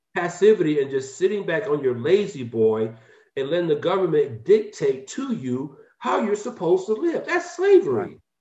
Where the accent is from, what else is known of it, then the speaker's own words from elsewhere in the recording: Atlanta, Georgia, United States; moved away as an adult; now in Valencia, United States; I'm a, a native of Atlanta, Georgia.